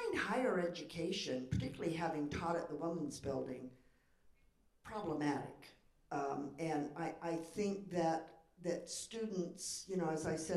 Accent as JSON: {"language": "English", "area": "San Joaquin Valley", "region": "California", "country": "United States", "moved": "yes", "said": "I'm from the working class in the San Joaquin Valley, and so I go back there all the time"}